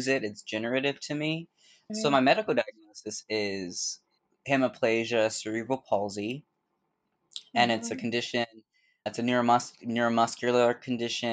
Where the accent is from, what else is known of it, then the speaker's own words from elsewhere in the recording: Bay Area, California, United States; moved away as an adult; now in New York, United States; I'm originally from the Bay Area in California, and I moved here in 2009